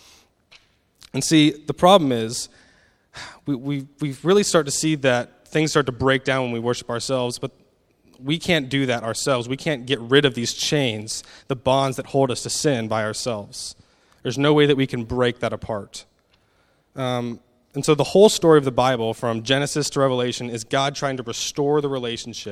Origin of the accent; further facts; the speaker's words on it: United States; moved away; I'm an American, so I hope my accent isn't too hard to understand